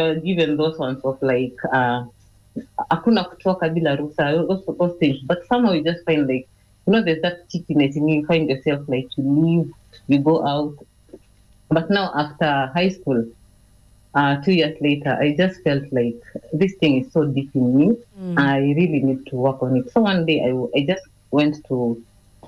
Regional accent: Nairobi, Kenya; I grew up in Eastleigh

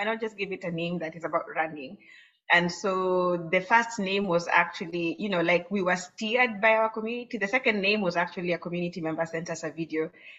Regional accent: Kenya

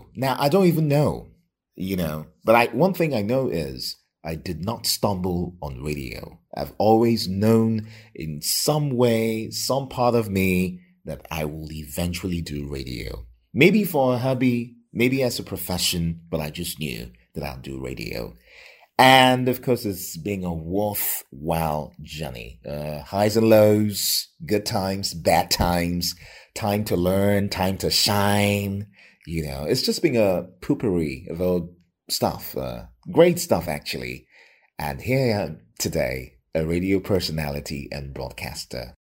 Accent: Lagos, Nigeria; now in Ibadan, Nigeria; I was born and raised in Lagos.

